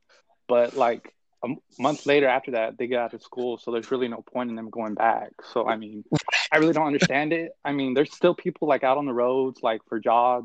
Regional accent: Texas, United States; I'm from Texas.

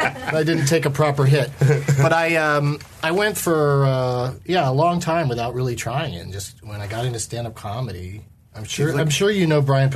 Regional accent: San Diego, California, United States; I grew up in San Diego.

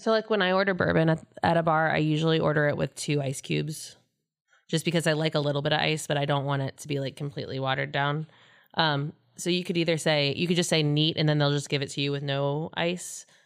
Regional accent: Cincinnati, Ohio, United States; moved away as an adult; also born or lived in Daytona Beach, Florida / Tampa, Florida; I'm from Cincinnati

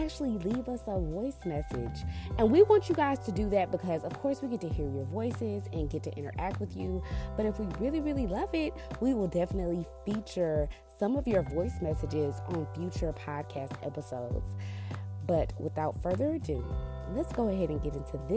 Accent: Texas, United States; MD and I, we're from Texas

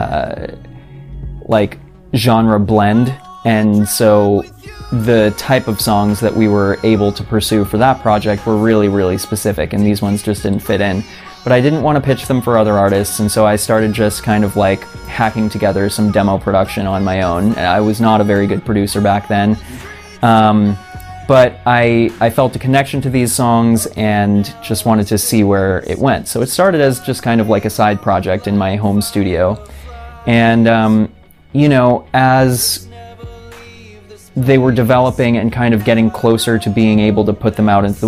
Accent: Vermont, United States; moved away as an adult; also born or lived in Boston; now in Los Angeles, United States; I grew up in Vermont, so very cold, very boring

